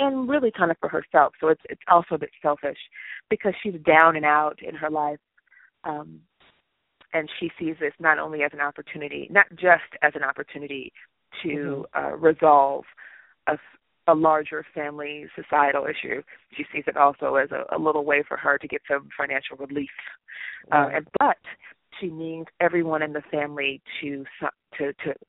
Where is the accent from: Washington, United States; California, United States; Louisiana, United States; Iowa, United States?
California, United States; Los Angeles; I'm from Los Angeles